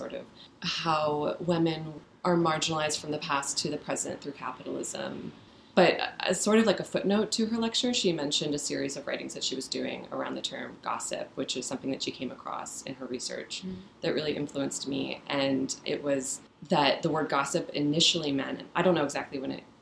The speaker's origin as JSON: {"language": "English", "region": "Midwest", "country": "United States", "tie": "born or raised there", "also_born_or_lived": "San Francisco, California", "moved": "yes", "said": "I was born in San Francisco, but mostly raised in the Midwest"}